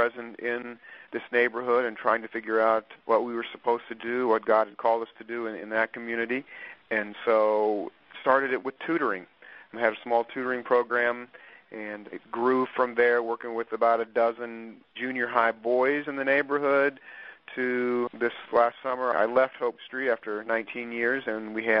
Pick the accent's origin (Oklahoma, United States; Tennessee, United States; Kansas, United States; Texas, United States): Kansas, United States; Topeka; now in Wichita, United States; I grew up in Topeka, Kansas, and went to high school there and graduated and moved to Wichita in 79 and have just never left